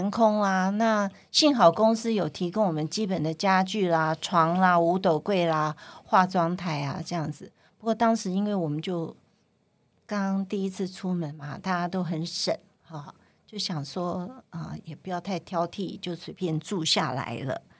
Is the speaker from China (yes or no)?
yes; Guangdong, China; 因为我是我是广东人嘛，所以我有很多亲戚都还在香港，像表姐啊那些。